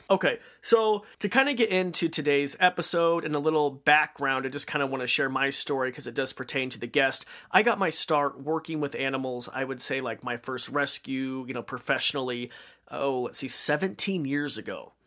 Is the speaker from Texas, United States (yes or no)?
no; Idaho, United States; I'm from Idaho